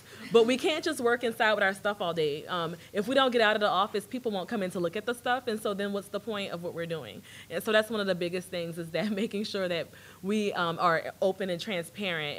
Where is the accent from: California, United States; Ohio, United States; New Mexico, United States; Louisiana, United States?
Louisiana, United States; New Orleans; accent: Louisiana; now in Austin, United States; I'm from New Orleans, and so I have a Catholic upbringing.